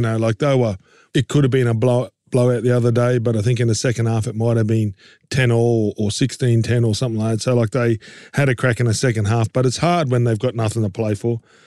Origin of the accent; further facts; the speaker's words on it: Queensland, Australia; being a Queenslander